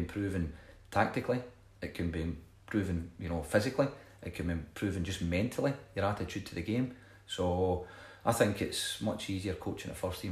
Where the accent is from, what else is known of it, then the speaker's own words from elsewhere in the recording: Scotland, United Kingdom; I'm Scottish